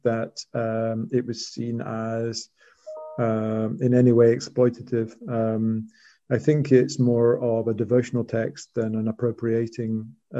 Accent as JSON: {"language": "English", "region": "Scotland", "country": "United Kingdom", "said": "I had to sort of re-inhabit my old language to read the poems. And people often say I'm more Scottish when in my poems than I am in real life."}